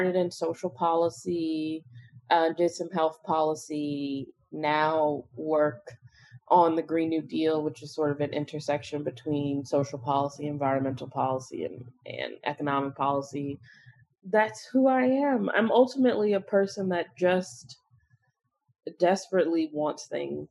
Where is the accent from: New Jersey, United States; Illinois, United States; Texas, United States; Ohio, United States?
Illinois, United States; Chicago; moved away; I'm a Chicagoan. I'm from Chicago, recently moved back to Chicago